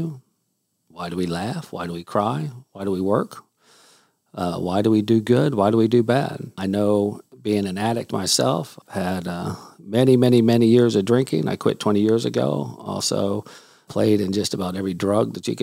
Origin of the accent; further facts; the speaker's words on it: Houston, Texas, United States; also born or lived in Salt Lake City, Utah; I did move to Houston, Texas when I was four. Lived here my whole life